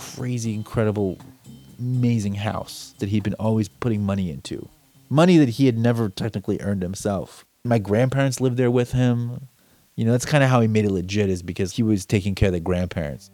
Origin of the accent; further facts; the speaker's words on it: United States; I was born in the United States